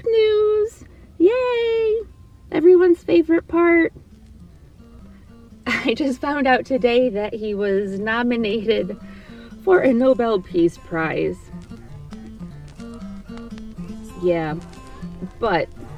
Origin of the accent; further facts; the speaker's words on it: Ohio, United States; I grew up in Ohio and we had the Ohio Canal